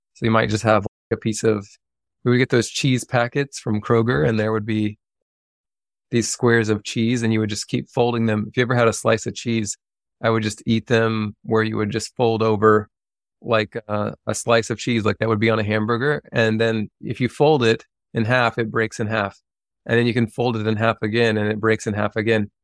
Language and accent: English; Lexington, Kentucky, United States; moved away; I grew up outside of Lexington, Kentucky. And I grew up in the country